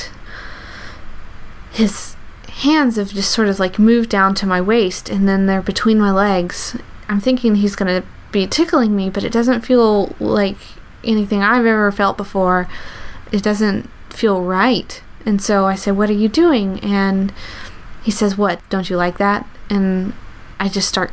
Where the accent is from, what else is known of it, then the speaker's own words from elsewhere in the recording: the South, United States; I grew up in the South